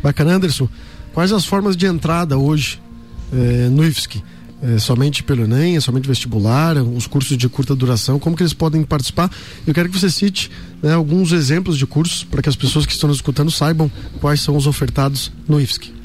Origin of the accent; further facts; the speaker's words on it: Santa Catarina, Brazil; como catarinense, nós estamos sempre é, um pouco acima em questão de desenvolvimento aqui na nossa, na, na, no nosso estado